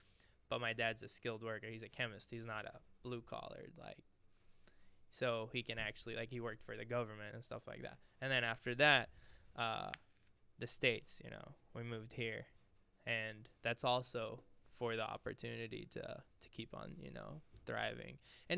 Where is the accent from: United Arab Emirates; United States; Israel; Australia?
United Arab Emirates; Dubai; also born or lived in Syria; he moved to Abu Dhabi, like, you know, Dubai in the Emirates. He got a good job there. I was only like 3, so we moved there, and I grew up there my whole life.